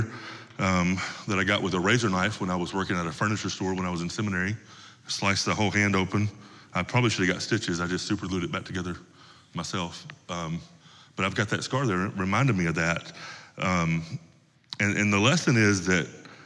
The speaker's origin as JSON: {"language": "English", "region": "Tennessee", "country": "United States", "tie": "born or raised there", "said": "Where I come from, where I grew up in Tennessee, most of the men that I grew up around carried pocket knives with them all the time."}